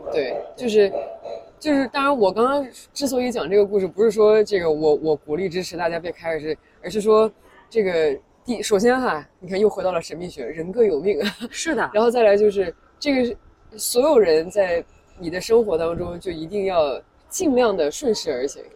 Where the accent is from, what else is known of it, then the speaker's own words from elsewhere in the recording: China; 作为一个，一个中国人，一个亚洲人